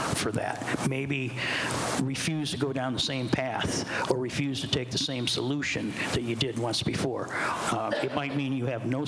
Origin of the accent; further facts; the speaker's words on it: Midwest, United States; I'm from the Midwest